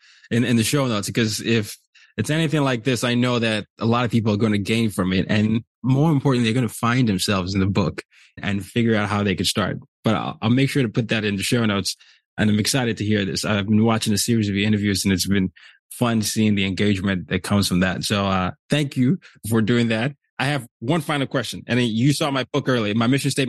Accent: Nigeria; I'm from Nigeria

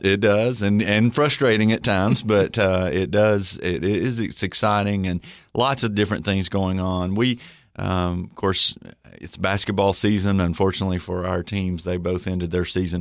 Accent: Livingston, Tennessee, United States; I grew up in Livingston, Tennessee

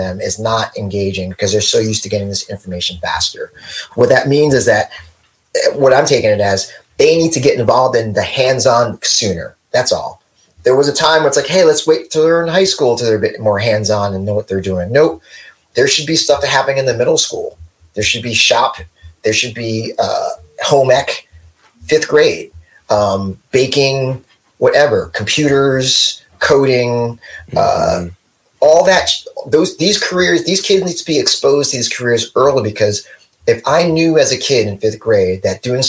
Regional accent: West Orange, New Jersey, United States; moved away as an adult; also born or lived in New York; I grew up in West Orange, you know, I went to a good school. I lived in New York for 15 years. I'm back here

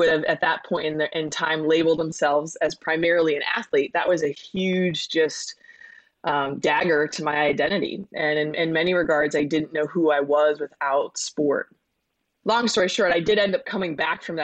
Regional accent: Connecticut, United States; I grew up in Connecticut, was a tri-sport athlete in high school

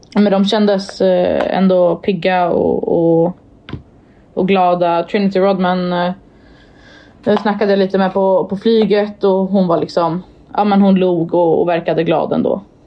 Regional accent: Sweden; jag var från Sverige

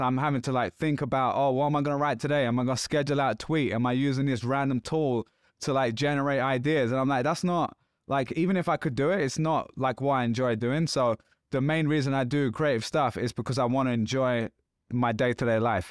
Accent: London, United Kingdom; I'm from London.

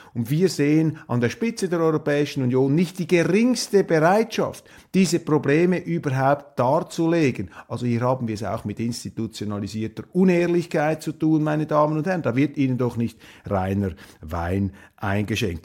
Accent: Switzerland; als Schweizer

